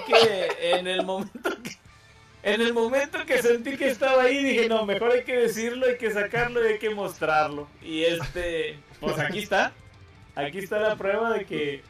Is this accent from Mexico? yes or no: yes; Mexico; como buen mexicano